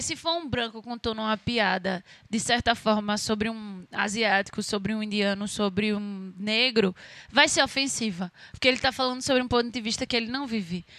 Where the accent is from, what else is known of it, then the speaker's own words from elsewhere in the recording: Brazil; eu sou brasileira